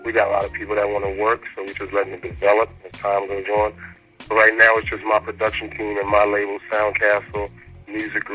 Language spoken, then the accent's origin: English; Virginia, United States; also born or lived in Washington, D.C. / Maryland; now in Atlanta, United States; I'm from Virginia, but I'm like everywhere throughout DC, Maryland, Virginia